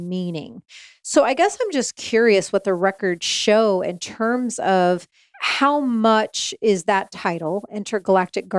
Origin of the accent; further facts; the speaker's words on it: Indiana, United States; moved away; I grew up in Indiana